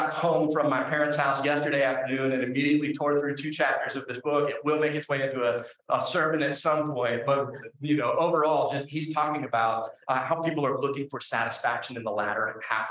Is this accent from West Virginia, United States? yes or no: yes; Huntington, West Virginia, United States; There's this little diner in my hometown. It's called Jim's Steak and Spaghetti